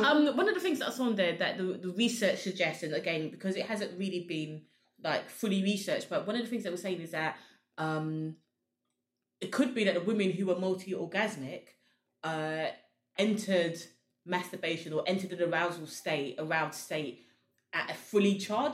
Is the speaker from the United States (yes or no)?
no; Sierra Leone; we're both from Sierra Leone